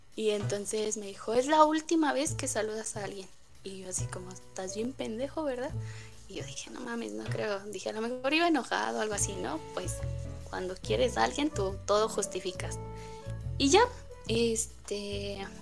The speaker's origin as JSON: {"language": "Spanish", "region": "Tlaxcala", "country": "Mexico", "said": "yo soy de Tlaxcala"}